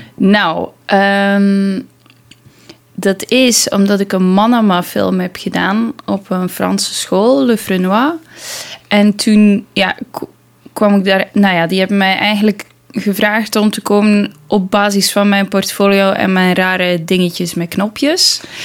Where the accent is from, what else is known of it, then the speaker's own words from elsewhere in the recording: Belgium; als Belg